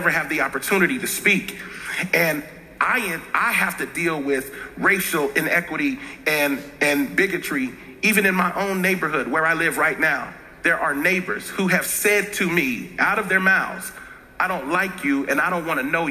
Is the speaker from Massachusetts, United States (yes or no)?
no; Cincinnati, Ohio, United States; I grew up in Cincinnati, Ohio, and born in 73, growing up, there was very real racial tension